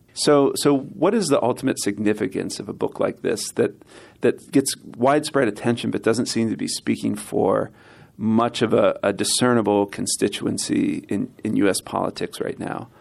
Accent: Pennsylvania, United States; I was from Pennsylvania, so I'm from the north

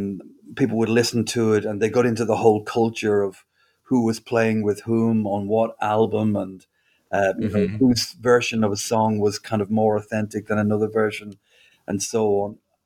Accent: Dublin, Leinster, Ireland; moved away as an adult; That's right, Jess. I grew up in Dublin, and I lived there until I was about 20.

